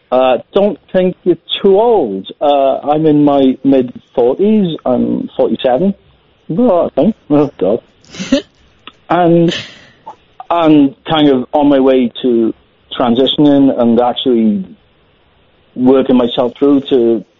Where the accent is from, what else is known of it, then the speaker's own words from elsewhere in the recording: Wales, United Kingdom; accent: Welsh; If I can say, I work in Wales. My accent's a bit Welsh. I work for Welsh government.